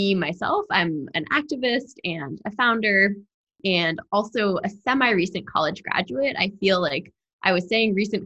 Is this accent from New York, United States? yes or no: yes; New York City, New York, United States; growing up in New York City